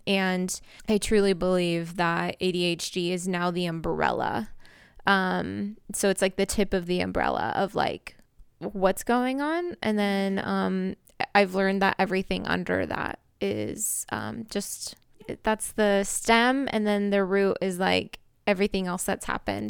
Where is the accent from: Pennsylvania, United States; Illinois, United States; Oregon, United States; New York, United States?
Oregon, United States; Portland; I'm actually from Portland